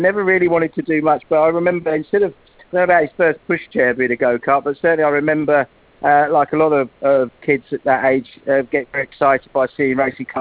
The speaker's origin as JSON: {"language": "English", "area": "near Brands Hatch", "region": "South East England", "country": "United Kingdom", "tie": "born or raised there", "also_born_or_lived": "London", "said": "We moved from London to Brands Hatch, or near Brands Hatch, when I was very small"}